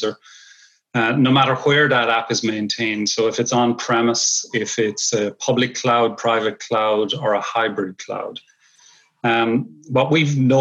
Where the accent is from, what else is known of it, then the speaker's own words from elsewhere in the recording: Ireland; moved away as an adult; now in Long Island, New York, United States; I'm originally from Ireland. I've spent a lot of my early career in Ireland